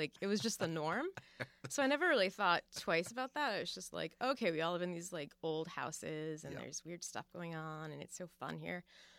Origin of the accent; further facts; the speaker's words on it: Fall River, Massachusetts, United States; Yeah, I was born in Fall River, Massachusetts, and that is, you know, home of the Lizzie Borden murder case